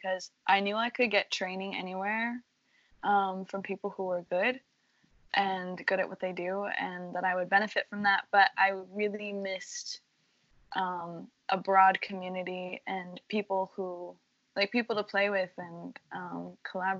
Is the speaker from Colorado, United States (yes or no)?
yes; Colorado Springs, Colorado, United States; moved away as an adult; now in Boston, United States; coming from Colorado Springs, where, well, it was like I had a really good community there in the arts, and I could walk down the streets of my hometown